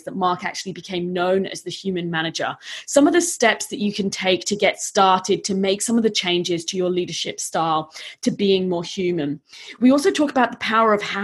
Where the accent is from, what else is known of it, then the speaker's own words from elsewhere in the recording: United Kingdom; now in Australia; as a Brit